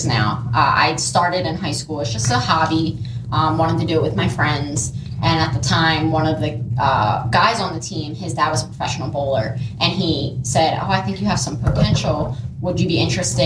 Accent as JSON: {"language": "English", "town": "Washington Township", "region": "New Jersey", "country": "United States", "tie": "born or raised there", "said": "I was born in New Jersey, born and raised here. Been here my whole life, Washington Township"}